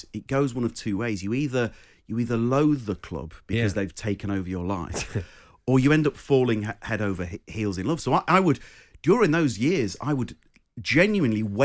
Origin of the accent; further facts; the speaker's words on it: Croydon, London, United Kingdom; accent: thick Croydon; my thick Croydon accent